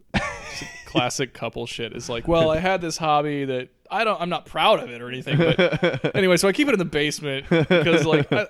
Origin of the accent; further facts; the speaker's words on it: Midwest, United States; I come from the Midwest.